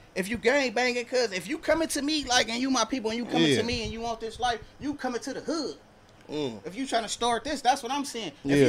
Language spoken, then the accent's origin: English; Compton, California, United States; I'm from Compton, day one. Born and raised, OTG.